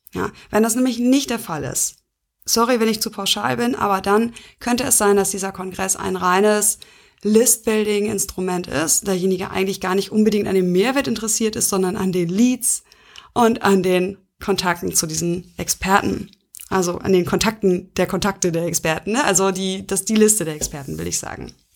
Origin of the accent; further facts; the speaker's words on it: Schleswig-Holstein, Germany; bei uns in Schleswig-Holstein